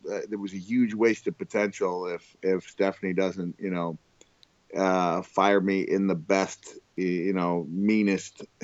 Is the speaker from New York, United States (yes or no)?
no; Orlando, Florida, United States; coming to my hometown. You're coming to Orlando.